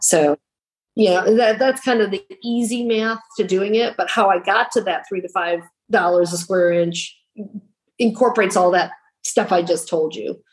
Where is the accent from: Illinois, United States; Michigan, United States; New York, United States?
Michigan, United States; now in North Carolina, United States; I'm originally from Michigan